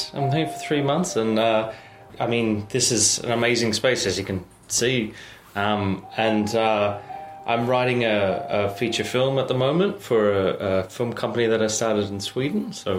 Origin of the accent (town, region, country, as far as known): Australia